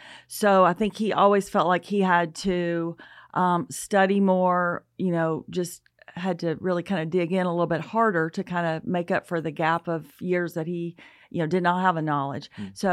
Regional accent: Alabama, United States; Well, I grew up in North Alabama in the Huntsville, Athens area, and I was fortunate to attend Athens Bible School K through 12.

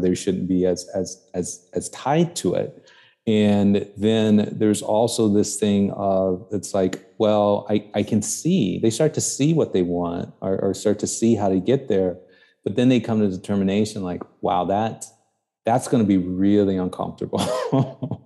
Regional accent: Chicago, Illinois, United States; also born or lived in New York; I grew up in the South Side of Chicago.

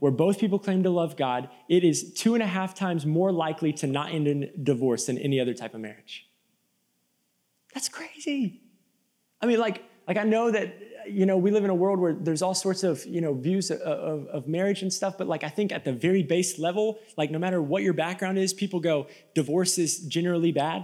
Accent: Tampa, Florida, United States; now in Nashville, United States; I'm from Tampa, Florida. Okay, we don't do cold in Tampa, Florida.

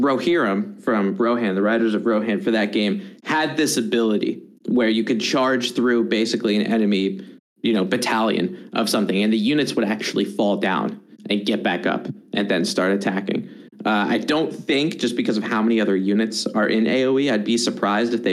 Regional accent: United States; I'm very American

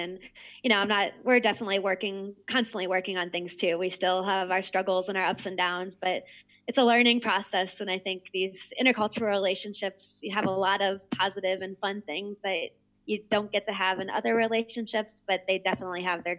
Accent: Midwest, United States; I'm from the Midwest, and you know, we're very known for being very friendly and nice and kind

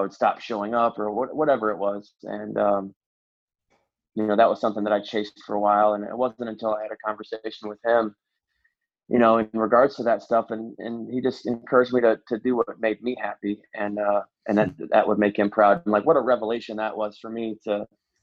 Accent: Indiana, United States; moved away as an adult; also born or lived in Nashville, Tennessee; I'm from Indiana

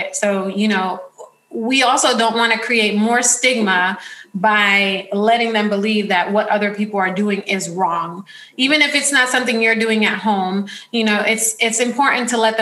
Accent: New York City, New York, United States; now in California, United States; I grew up in the Bronx.

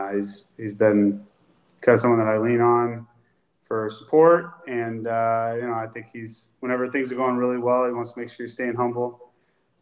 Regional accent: Folsom, California, United States; moved away as an adult; also born or lived in Washington / Minnesota / Cincinnati; I grew up in Folsom

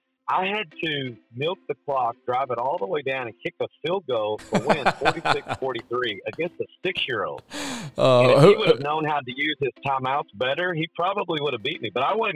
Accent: Missouri, United States; now in Orlando, United States; I'm a kid from Southeast Missouri that ended up going to a great town like Paragould

